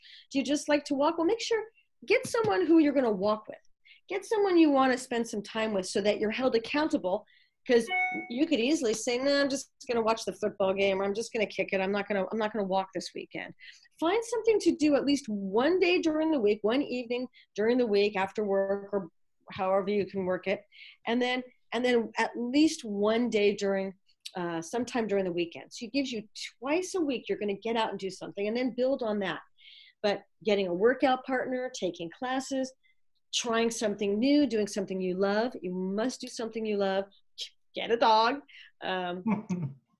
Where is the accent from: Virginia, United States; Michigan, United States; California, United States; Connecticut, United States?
California, United States; Los Angeles; now in Northern California, United States; I'm from LA, moved up to this area, the Northern California area